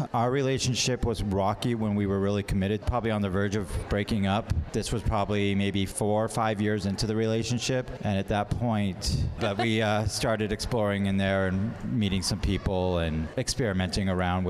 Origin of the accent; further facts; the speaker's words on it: Thousand Oaks, California, United States; now in San Francisco area, United States; Born and raised in Thousand Oaks, Newbury Park, Southern California.